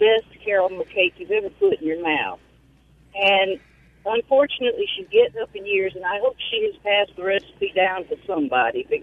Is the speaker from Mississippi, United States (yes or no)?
yes; Raymond, Mississippi, United States; also born or lived in Fayette, Mississippi; now in Jackson, United States; I am from Raymond, Mississippi